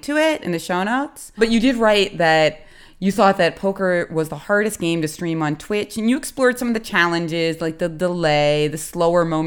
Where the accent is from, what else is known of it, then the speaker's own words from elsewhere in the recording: United States; now in Philadelphia, United States; as an American